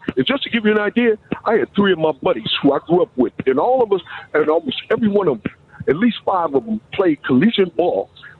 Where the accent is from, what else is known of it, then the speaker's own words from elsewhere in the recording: Markham, Illinois, United States; Yeah, we grew up together. We grew up in the South Suburbs.